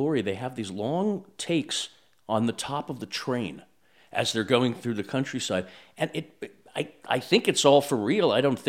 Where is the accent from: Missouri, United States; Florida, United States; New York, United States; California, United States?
New York, United States; I'm from New York.